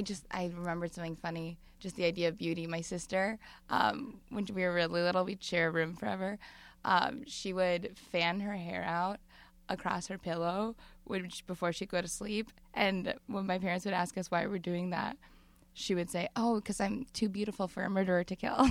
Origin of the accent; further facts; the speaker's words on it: Madison, Wisconsin, United States; now in Brooklyn, United States; I'm from the Midwest